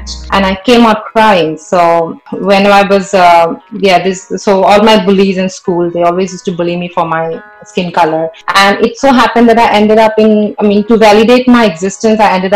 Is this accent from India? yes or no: yes; Assam, India; I grew up in Assam and my parents are working class.